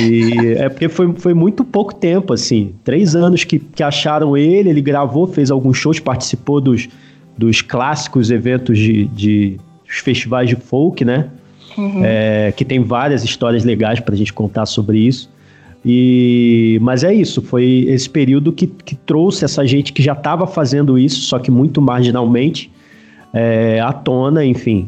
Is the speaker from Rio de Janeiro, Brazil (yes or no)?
yes; Rio de Janeiro, Brazil; moved away as an adult; also born or lived in São Paulo; now in Campinas area, Brazil; sou carioca